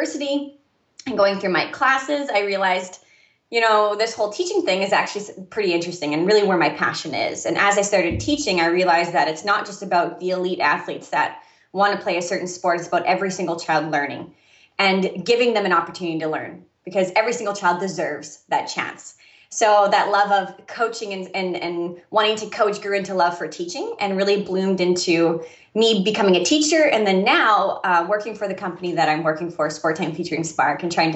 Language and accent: English; Saskatchewan, Canada; moved away; I'm originally from Canada. And for me in Saskatchewan